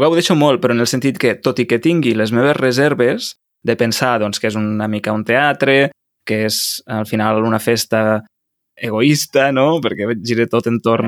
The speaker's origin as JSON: {"language": "Catalan", "region": "Catalonia", "country": "Spain", "said": "som catalans"}